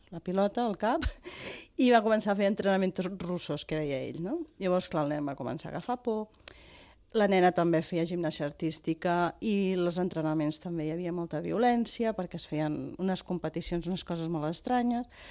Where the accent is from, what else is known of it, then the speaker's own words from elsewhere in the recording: Vilafranca del Penedès, Catalonia, Spain; a Vilafranca, d'on sóc jo